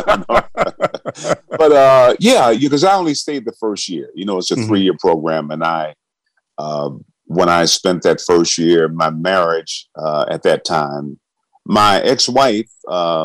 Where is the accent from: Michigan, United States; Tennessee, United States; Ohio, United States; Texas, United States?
Michigan, United States; Benton Harbor; I was born in Benton Harbor, Michigan, which is directly across Lake Michigan from Chicago, a small town, one of the poorest towns in America